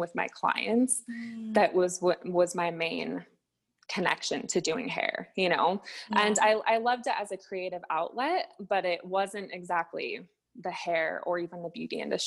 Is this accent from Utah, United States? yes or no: yes; Salt Lake City, Utah, United States; I'm from Salt Lake City, Utah